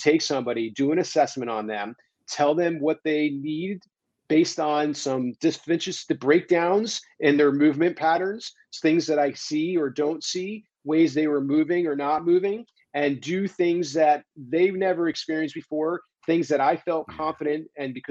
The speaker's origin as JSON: {"language": "English", "region": "East Coast", "country": "United States", "tie": "born or raised there", "also_born_or_lived": "New York City / California", "moved": "as an adult", "said": "I grew up on the East Coast"}